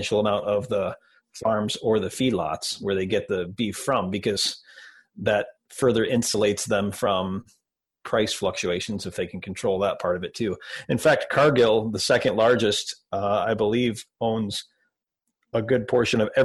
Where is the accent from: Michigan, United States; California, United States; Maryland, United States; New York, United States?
Michigan, United States; Detroit; I grew up in Detroit